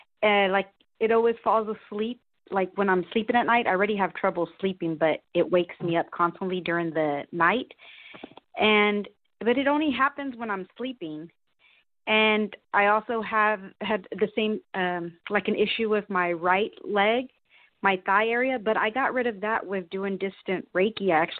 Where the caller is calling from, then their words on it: Austin, Texas, United States; From Austin, Texas.